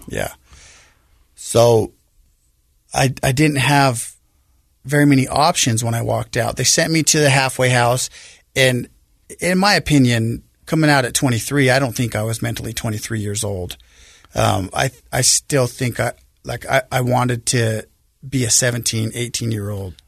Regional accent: Salt Lake City, Utah, United States; I grew up here in Salt Lake. uh, on the west side of Salt Lake, the Glendale area

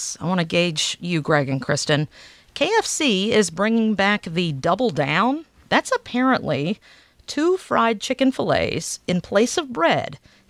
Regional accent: the South, United States; moved away; I have not always lived in the same place, and I ain't from around here. I'm originally from the South.

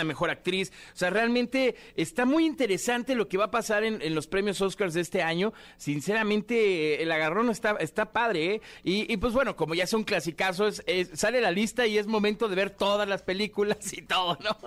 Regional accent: Mexico; como mexicanos

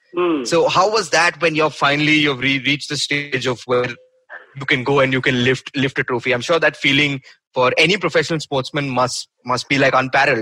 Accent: Bangalore, Karnataka, India; I'm from Bangalore.

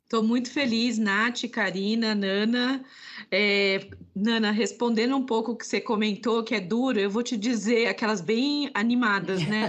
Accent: sertão of Alagoas, Brazil; eu sou nordestina, nasci no sertão de Alagoas.

